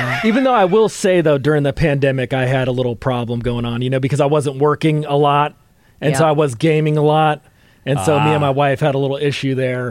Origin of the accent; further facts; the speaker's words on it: Antioch, California, United States; now in Concord, United States; I grew up in Antioch.